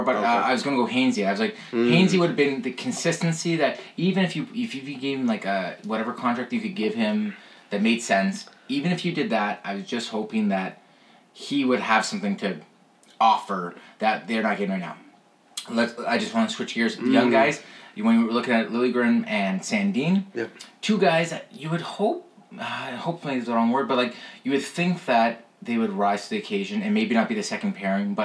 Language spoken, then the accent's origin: English; Canada; as a Canadian